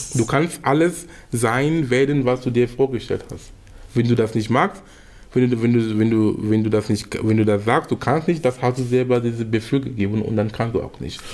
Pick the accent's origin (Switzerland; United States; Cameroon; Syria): Cameroon; in Kamerun sein, wo ich herkomme